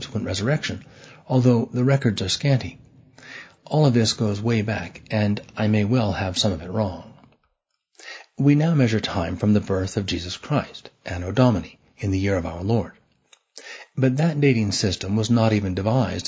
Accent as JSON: {"language": "English", "town": "San Francisco", "region": "California", "country": "United States", "tie": "born or raised there", "moved": "yes", "lives_now": "New York City, United States", "said": "growing up in San Francisco"}